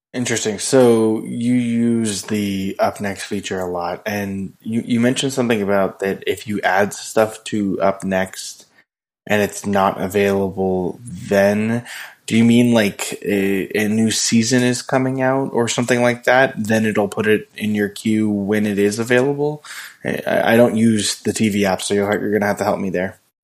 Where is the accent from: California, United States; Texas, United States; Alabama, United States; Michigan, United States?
California, United States; Indian Wells; where I grew up in Indian Wells